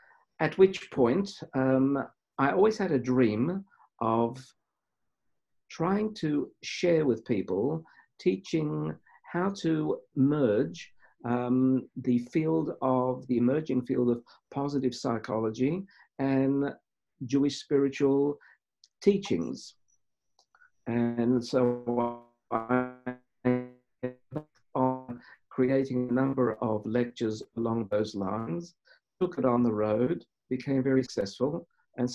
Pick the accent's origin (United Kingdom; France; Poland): Poland; Krakow, Lesser Poland; I was born in Poland, in Krakow, in 1947